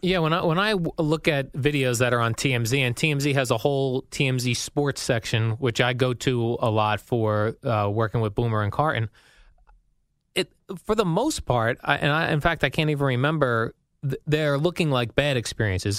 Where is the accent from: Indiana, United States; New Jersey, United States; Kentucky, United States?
New Jersey, United States; living in Jersey and growing up in Jersey